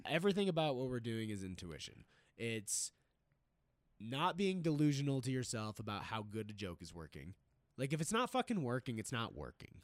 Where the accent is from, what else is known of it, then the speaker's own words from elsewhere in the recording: East Coast, United States; now in Denver, United States; I grew up on the East Coast